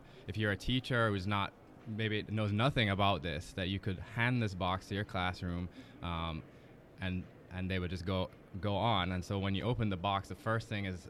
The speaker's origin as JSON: {"language": "English", "country": "Jamaica", "tie": "born or raised there", "said": "I had as a kid growing up in Jamaica"}